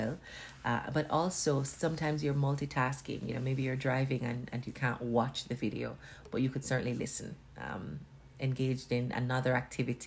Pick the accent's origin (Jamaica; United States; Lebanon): Jamaica; accent: Jamaican patois; first language Jamaican Patois; I went in with my Jamaican patois.